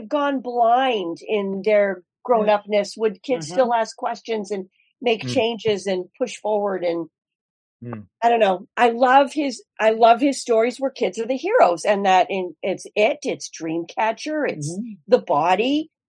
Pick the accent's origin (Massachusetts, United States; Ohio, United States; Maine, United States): Maine, United States; Bangor; I grew up here in Bangor